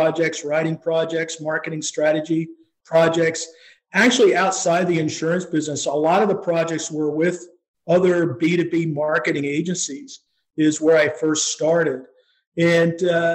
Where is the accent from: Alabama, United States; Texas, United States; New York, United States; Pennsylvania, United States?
Pennsylvania, United States; moved away as an adult; also born or lived in Colorado; I grew up here in Pennsylvania, but spent a lot of my time, my professional career, out in Colorado